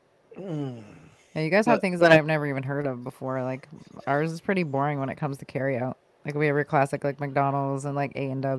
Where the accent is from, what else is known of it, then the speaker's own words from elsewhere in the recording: Canada; I'm Canadian and we don't have all these cool things up here, right?